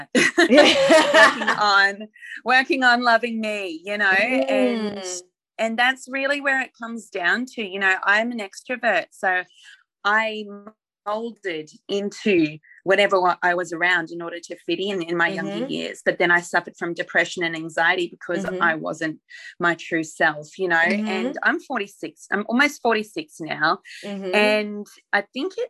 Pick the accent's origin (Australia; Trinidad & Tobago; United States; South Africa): Australia; Brisbane, Queensland; I grew up in Brisbane